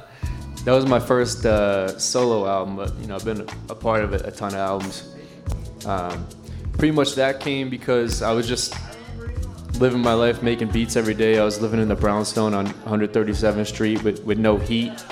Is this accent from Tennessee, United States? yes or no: no; Nashua, New Hampshire, United States; I grew up in, uh, in Nashua, New Hampshire, about 45 minutes north of Boston.